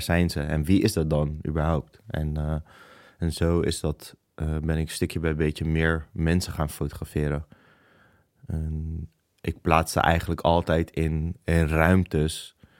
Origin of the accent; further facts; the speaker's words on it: Rotterdam, South Holland, Netherlands; Ik ben geboren in Rotterdam